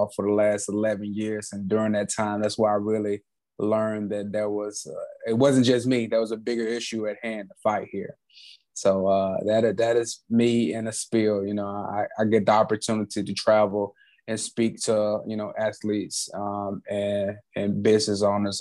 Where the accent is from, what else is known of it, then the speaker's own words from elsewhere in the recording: Alabama, United States; I grew up in Alabama, inside of the United States